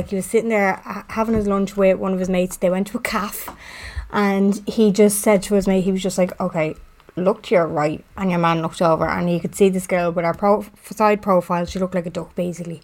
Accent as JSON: {"language": "English", "town": "Dublin", "region": "Leinster", "country": "Ireland", "lives_now": "Blanchardstown, Ireland", "said": "I always say that I'm from Finglas because that's where I'm from, even though I live in Blanche"}